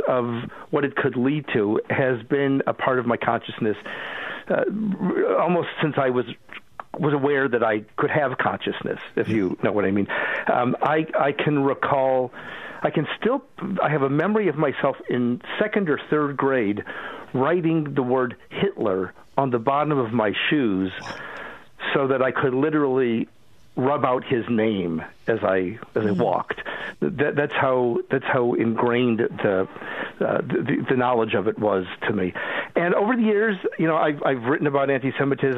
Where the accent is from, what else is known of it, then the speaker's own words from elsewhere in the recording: Cleveland, Ohio, United States; moved away; also born or lived in Boston, United States; I grew up in Cleveland